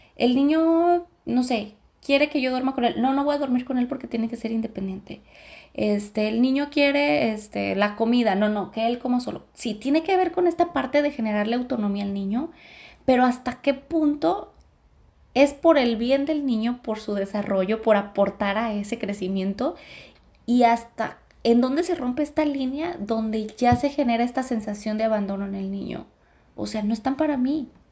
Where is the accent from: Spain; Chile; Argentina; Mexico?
Mexico; Los Altos; nacer en una familia de güeros sí es como complicado en la región de los altos